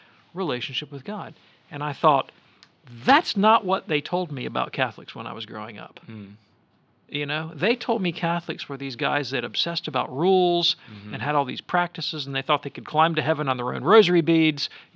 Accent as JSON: {"language": "English", "region": "the South", "country": "United States", "tie": "born or raised there", "said": "as a Protestant kid growing up in the South"}